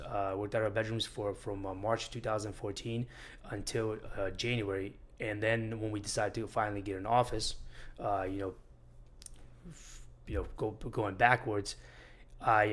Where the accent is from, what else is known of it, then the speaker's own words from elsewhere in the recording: Syracuse, New York, United States; moved away as an adult; also born or lived in Armenia / Miami Beach; now in Miami, United States; I grew up in Syracuse, New York